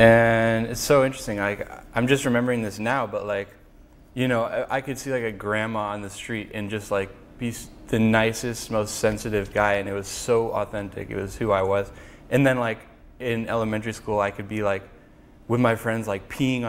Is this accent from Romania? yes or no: no; Mountain View, California, United States; I was born in Mountain View.